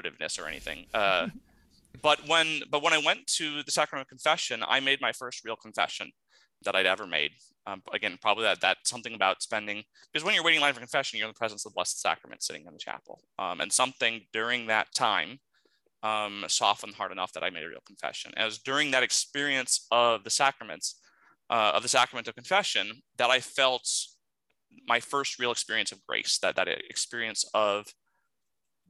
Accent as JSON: {"language": "English", "region": "Southeast Alaska", "country": "United States", "tie": "born or raised there", "said": "growing up in Southeast Alaska"}